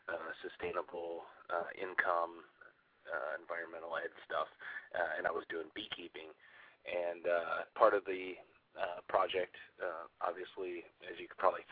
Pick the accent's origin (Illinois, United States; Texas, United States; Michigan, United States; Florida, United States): Michigan, United States; moved away as an adult; also born or lived in Rhode Island; now in New York City, United States; I'm originally from Michigan